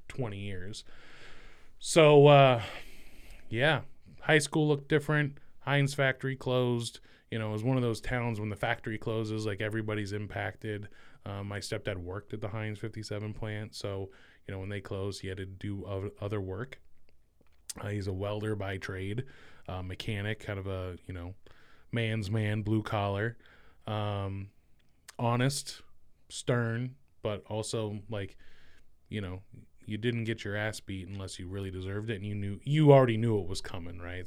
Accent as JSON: {"language": "English", "region": "Central Valley of California", "country": "United States", "tie": "born or raised there", "moved": "as an adult", "lives_now": "Columbus, United States", "said": "I was born and raised in the Central Valley of California"}